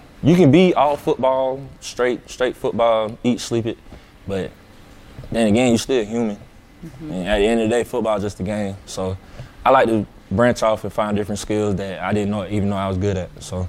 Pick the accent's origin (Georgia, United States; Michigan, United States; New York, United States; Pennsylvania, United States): Georgia, United States; Atlanta; Now, I'm from Atlanta, and everybody in Atlanta raps.